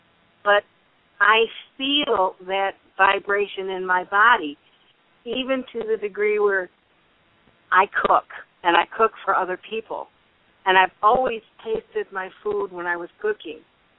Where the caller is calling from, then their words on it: Florida, United States; I'm calling from Florida.